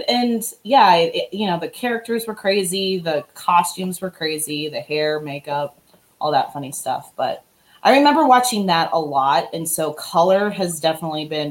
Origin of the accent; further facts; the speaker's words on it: Gatlinburg, Tennessee, United States; also born or lived in Illinois; I was born in Illinois, and when I moved to Tennessee, I was this outsider